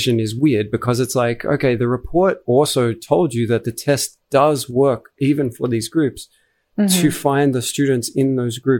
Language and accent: English; Australia; as an Australian